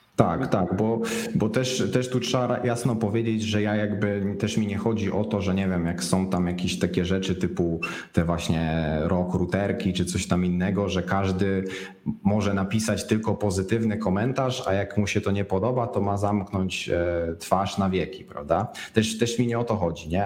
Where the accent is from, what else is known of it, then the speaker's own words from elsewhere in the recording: Szczecin, West Pomeranian Voivodeship, Poland; ze Szczecina, bo jestem ze Szczecina